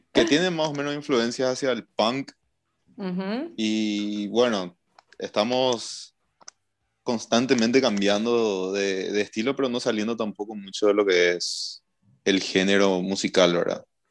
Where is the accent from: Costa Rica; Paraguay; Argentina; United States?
Paraguay; somos una banda de Paraguay, somos cinco